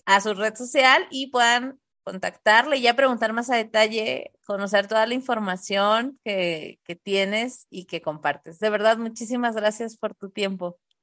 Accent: Tijuana, Baja California, Mexico; moved away as an adult; also born or lived in Monterrey; nosotros somos de Tijuana, nos fuimos a vivir un tiempo a Monterrey

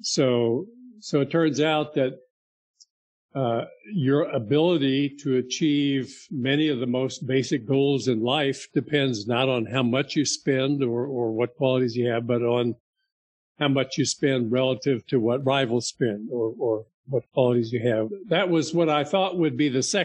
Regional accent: Miami, Florida, United States; moved away; I grew up in Miami, Florida

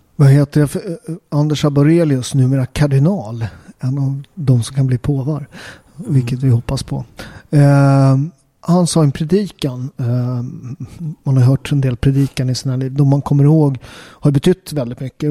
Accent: Sweden; jag är katolik men jag är uppväxt i Sverige

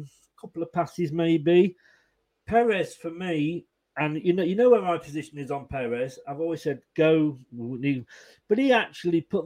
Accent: Leicester, East Midlands, United Kingdom; moved away as an adult; also born or lived in Blackpool; I was born in Leicester. I moved to Blackpool when I was 21

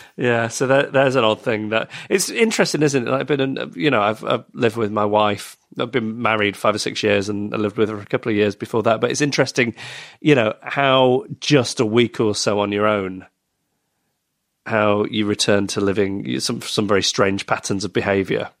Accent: Manchester, North West England, United Kingdom; moved away; I was born in Manchester.

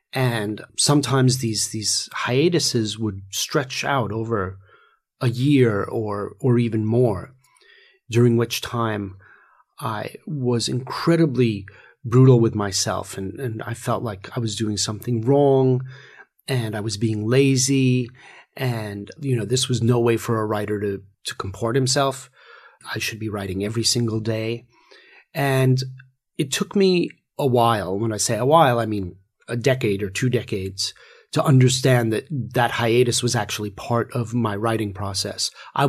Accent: England, United Kingdom; also born or lived in New York; I grew up – although I'm a New Yorker, I spent a lot of my childhood in England.

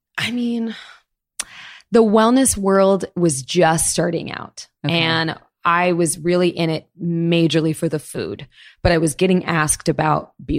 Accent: Florida, United States; I was born in Florida. My mom's French. My dad is a Brazilian Japanese man.

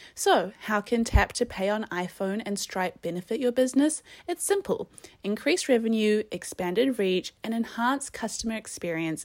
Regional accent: New Zealand; we're from New Zealand

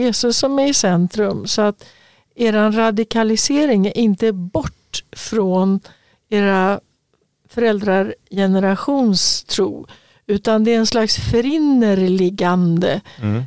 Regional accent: Örebro, Örebro County, Sweden; moved away as an adult; also born or lived in Stockholm / Östergötland; När jag flyttade ifrån Örebro då och hade tagit studenten

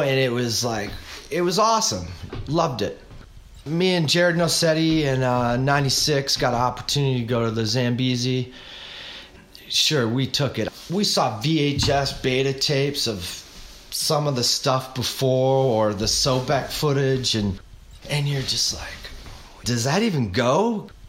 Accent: New Hampshire, United States; moved away as an adult; also born or lived in Arizona; growing up in New Hampshire

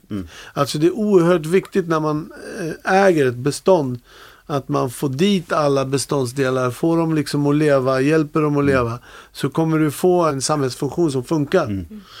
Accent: Vallsta, Gävleborg County, Sweden; Men jag, jag är uppväxt i Vallsta eh, när jag var liten.

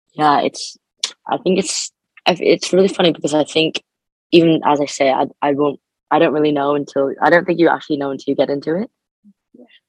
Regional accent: Canada; moved away as an adult; now in Birmingham, United Kingdom; I'm an international student, so I'm from Canada.

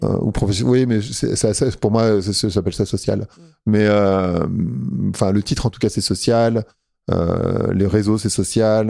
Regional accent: Paris suburbs, Île-de-France, France; moved away as an adult; now in Lisbon, Portugal; Moi, j'ai grandi en banlieue parisienne, dans une cité euh, dans le 95

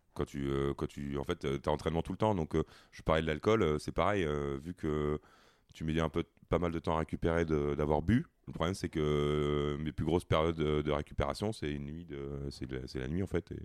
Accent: Provence-Alpes-Côte d'Azur, France; moved away; je suis originaire de la Côte d'Azur, donc euh, c'est un peu la maison

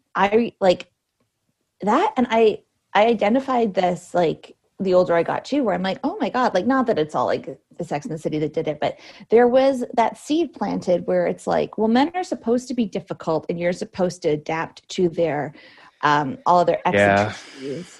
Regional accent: Cambridge, Ontario, Canada; now in Toronto, Canada; technically I'm from Cambridge, which is an hour mm. away.

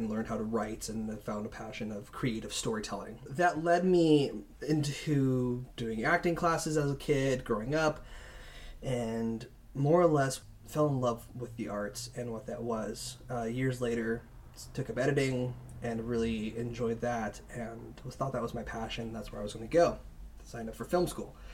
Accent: California, United States; actually, uh, I came from San Francisco area

